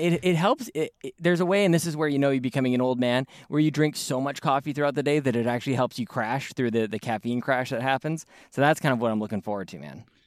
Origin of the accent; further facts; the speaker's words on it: Canada; Joel and I are, we're both Canadian